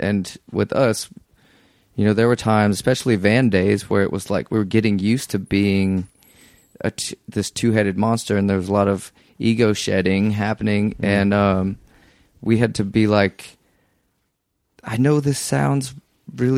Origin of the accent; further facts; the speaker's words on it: Denver, Colorado, United States; also born or lived in Houston, Texas; I'm from Denver.